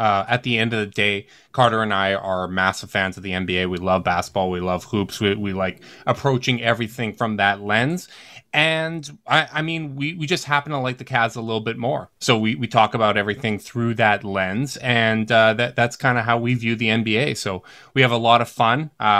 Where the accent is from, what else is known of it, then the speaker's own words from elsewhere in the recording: Winnipeg, Manitoba, Canada; from the Chase Down Podcast, also from Winnipeg.